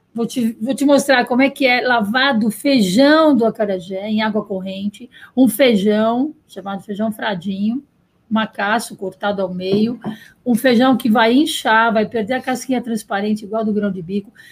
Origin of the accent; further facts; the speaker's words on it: São Paulo, Brazil; Eu nasci em São Paulo